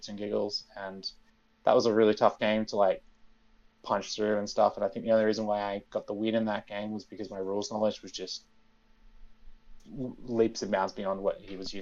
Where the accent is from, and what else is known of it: Australia